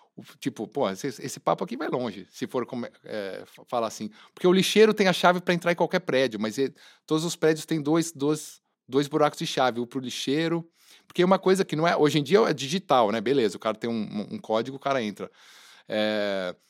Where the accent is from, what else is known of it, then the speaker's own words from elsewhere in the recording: Brazil; a gente ser brasileira é demais